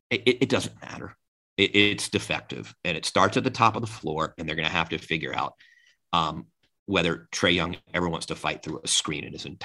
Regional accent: Atlanta, Georgia, United States; I'm from Atlanta and you know I grew up with this team

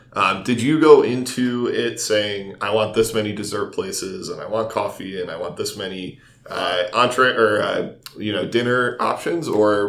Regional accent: East Coast, United States; moved away as an adult; I'm from the East Coast, and I've been looking for East Coast style seafood since I moved out here about 5 or 6 years ago.

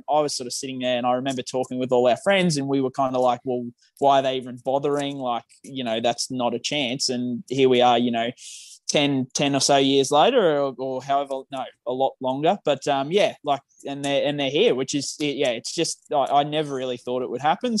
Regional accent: Redcliffe, Queensland, Australia; I was born in Redcliffe. I grew up in Redcliffe.

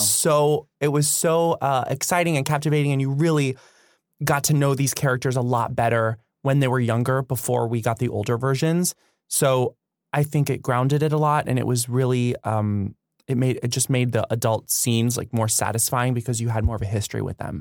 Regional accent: Florida, United States; I grew up in Florida

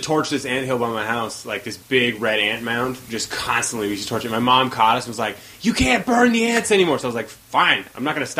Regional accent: Whidbey Island, Washington, United States; also born or lived in Seattle; I lived on an island. I was born in Seattle. I lived there for like a year. And then we moved to a farmhouse on Whidbey Island.

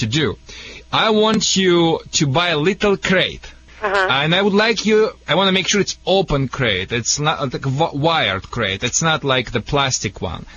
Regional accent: Russia; English is a second language; moved away as an adult; also born or lived in Siberia / Moscow; now in Detroit, United States; I moved directly from Russia with to the Metro Detroit, to the Detroit, Michigan

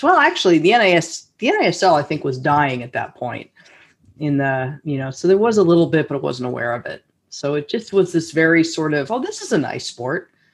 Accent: Los Altos, California, United States; a local uh, you know organization in my hometown, Los Altos

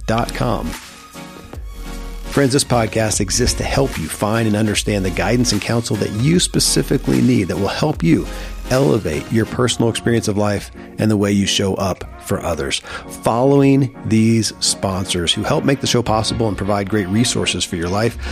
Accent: Kentucky, United States; born or raised there

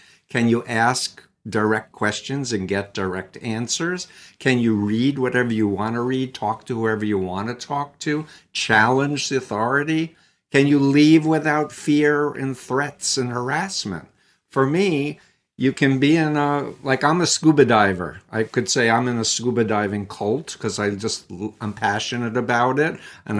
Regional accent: Queens, New York, United States; I was born in Flushing, Queens, New York. I actually grew up 1.3 miles from Donald Trump's childhood home in Jamaica Estates. Anyway, in my story, I was raised Jewish

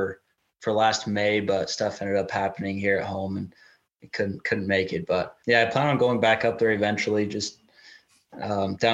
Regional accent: Idaho, United States; I'm actually from Idaho.

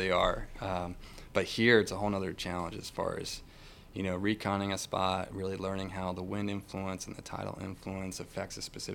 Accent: New Jersey, United States; moved away as an adult; also born or lived in Pennsylvania; now in Brunswick, Georgia, United States; I grew up in the Northeast. I grew up in New Jersey

